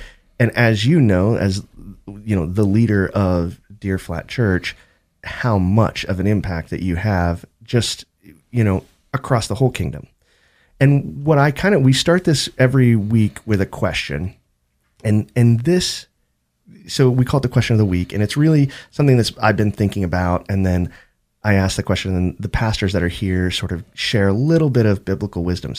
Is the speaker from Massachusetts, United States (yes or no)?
yes; Boston, Massachusetts, United States; I'm from Boston.